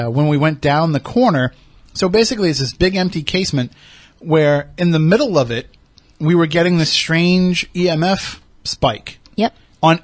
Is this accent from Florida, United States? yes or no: no; Plymouth, Massachusetts, United States; I grew up in Plymouth. I know the area.